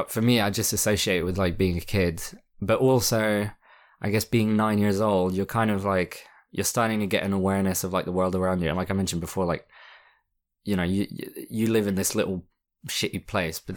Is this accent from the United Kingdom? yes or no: no; France; English is a second language; because I grew up in France, so my English wasn't like my English was fluent, but like in terms of accents and stuff